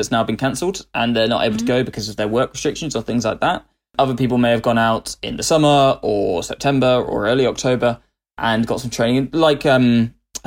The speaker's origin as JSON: {"language": "English", "region": "West Midlands", "country": "United Kingdom", "tie": "born or raised there", "said": "I was a West Mids boy through and through"}